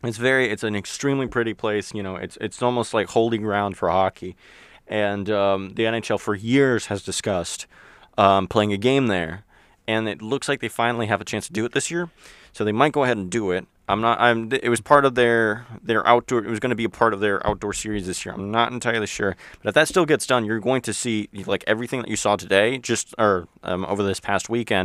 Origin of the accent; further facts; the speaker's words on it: Florida, United States; I think like you, I am also Floridian